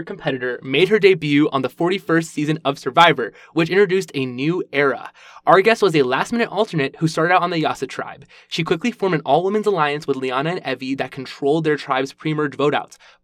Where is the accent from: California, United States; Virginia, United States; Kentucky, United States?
Virginia, United States; right outside DC; I'm from Virginia, right outside DC